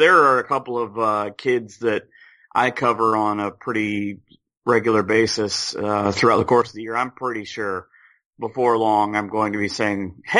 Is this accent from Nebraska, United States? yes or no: no; Spencerville, Ohio, United States; A little town called Spencerville, Ohio, which is about halfway between Salina and Lima, which is perfect because 75 and 33 and 30 are all close to my house